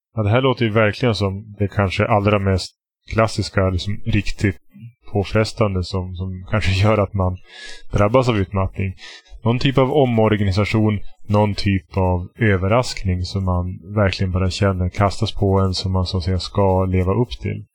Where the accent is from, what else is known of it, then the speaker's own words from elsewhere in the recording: Västerbotten County, Sweden; jag är från Västerbotten